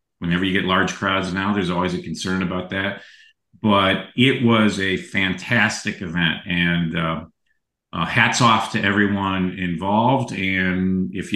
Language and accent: English; Chicago, Illinois, United States; I'm also lifelong Chicagoan